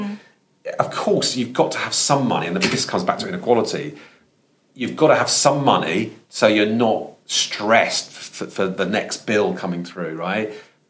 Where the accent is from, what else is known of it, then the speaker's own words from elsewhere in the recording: London, United Kingdom; accent: Estuary English; So I talked a bit like, because I'm from London, I talked like that a long time ago.